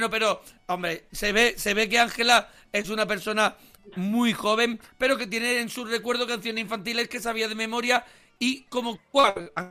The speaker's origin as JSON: {"language": "Spanish", "town": "Seville", "region": "Andalusia", "country": "Spain", "moved": "as an adult", "lives_now": "Madrid, Spain", "said": "te llamo de Madrid, pero yo soy de Sevilla."}